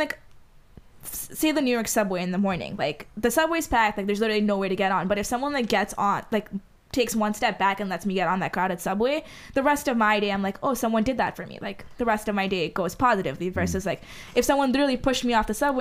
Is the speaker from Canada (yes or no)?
no; Dubai, United Arab Emirates; first language Hindi; English is a second language; moved away; growing up in Dubai, there was just so many Indians